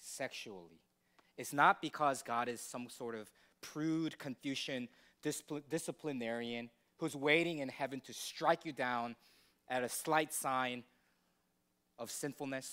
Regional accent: United States; as American people

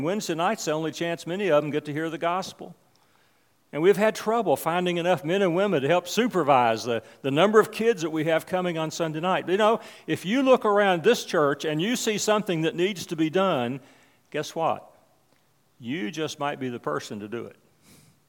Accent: West Virginia, United States; the church I grew up in West Virginia.

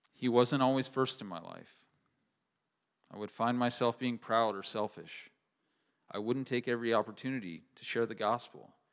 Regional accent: Kearney, Nebraska, United States; I grew up near Kearney, Nebraska, in a home that loved the Lord

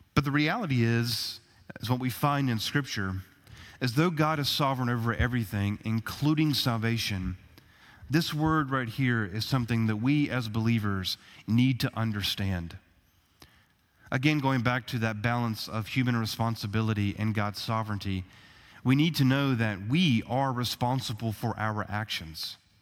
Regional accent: United States; us as American citizens

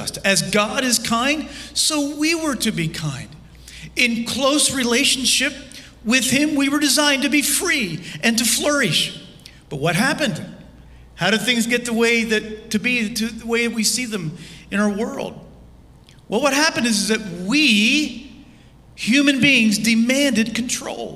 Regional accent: Lancaster, Pennsylvania, United States; I was standing in my parents' garage as a 19-year-old in my hometown of Lancaster, Pennsylvania

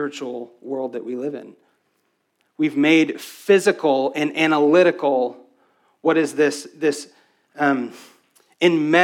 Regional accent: West Texas, United States; I was raised in West Texas

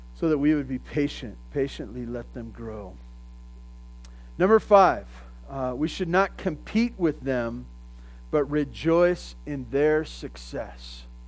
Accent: California, United States; I grew up in California and we never talked like

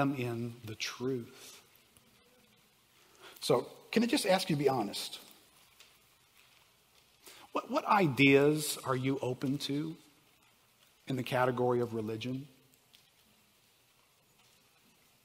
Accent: New Orleans, Louisiana, United States; I grew up in New Orleans.

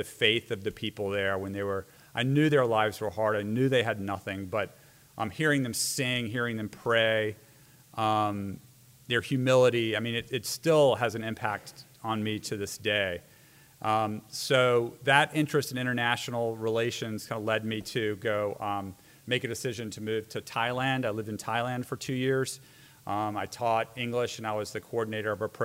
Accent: Richmond, Virginia, United States; moved away; I was born in Richmond, Virginia, my parents and my family still live there

